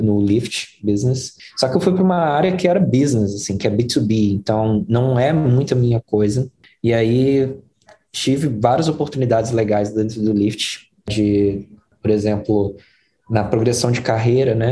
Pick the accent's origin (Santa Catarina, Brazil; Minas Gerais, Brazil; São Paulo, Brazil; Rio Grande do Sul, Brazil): Minas Gerais, Brazil; Belo Horizonte; first language Portuguese; moved away as an adult; now in United States; Eu, eu cresci em Belo Horizonte, ali no bairro que chama Jardim Montanhês, que é a periferia de Belo Horizonte